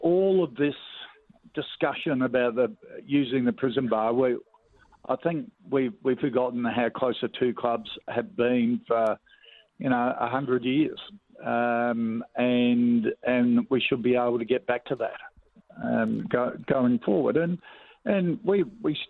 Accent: Adelaide, South Australia, Australia; growing up in Adelaide, a Port Adelaide supporter

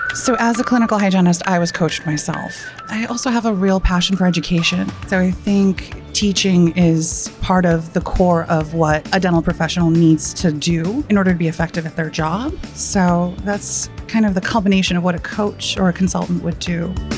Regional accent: New York, United States; I am a New Yorker

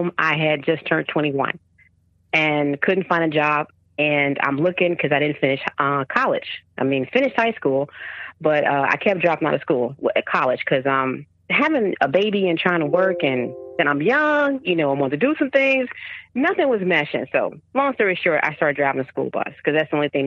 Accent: Chicago, Illinois, United States; moved away; born and raised from Chicago. I've been to other places, but that's my home. That's where my heart is at. I don't live there now, but yeah, I'm from Chicago

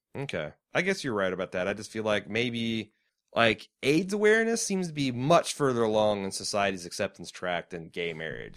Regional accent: Mooresville, Indiana, United States; We too grew up in a small, shitty Indiana towns. Mooresville represent.

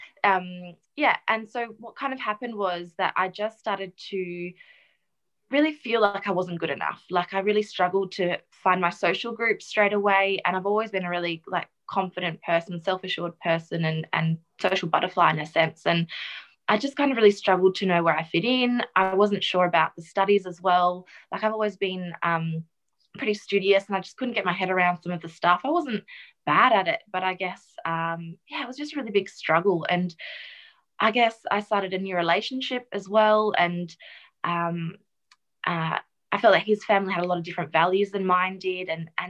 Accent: the Wheatbelt, country Western Australia, Australia; also born or lived in South Africa; now in Perth, Australia; I grew up in South Africa. I was actually born there. And we moved here when I was about 8 with my immediate family into the country. So country WA in the wheat belt.

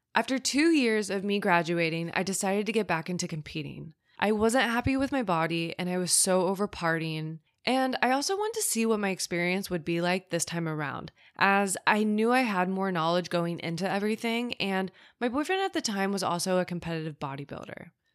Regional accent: Midwest, United States; I grew up in the Midwest

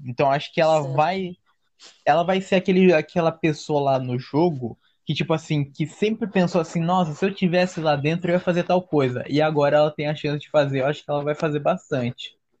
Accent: Santo André, São Paulo, Brazil; nasci em Santo André, é, São Paulo

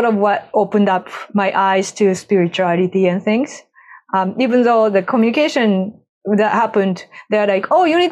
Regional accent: Japan; moved away; I grew up in Japan

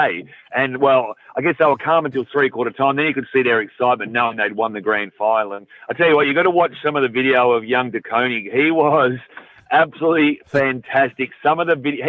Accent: Victoria, Australia; I grew up in Victoria

